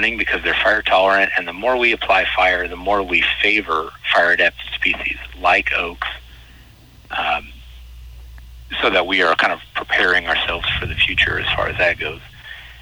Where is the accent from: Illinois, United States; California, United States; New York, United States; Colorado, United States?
Illinois, United States; Decatur; moved away as an adult; now in Southern Illinois, United States; I'm originally from Central Illinois, from Decatur